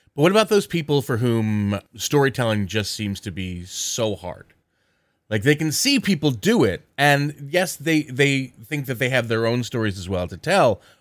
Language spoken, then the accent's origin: English; southern New Jersey, United States; also born or lived in Philadelphia, Pennsylvania; I was moved to southern New Jersey at an early, early